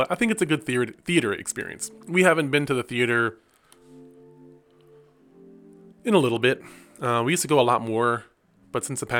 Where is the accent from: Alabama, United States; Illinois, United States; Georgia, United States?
Alabama, United States; also born or lived in Michigan; I grew up in Michigan, or I grew up in Alabama, I should say, from like 14 to 25, 24. So I lived in the Bible Belt.